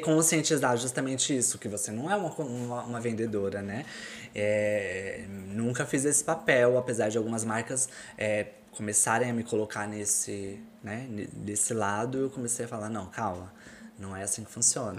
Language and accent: Portuguese; São Paulo, Brazil; moved away as an adult; also born or lived in Florianópolis, Brazil; now in Porto, Portugal; eu sou de São Paulo